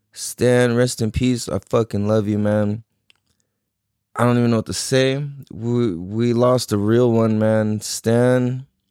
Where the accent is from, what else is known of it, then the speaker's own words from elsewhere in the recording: San Diego, California, United States; growing up in Mira Mesa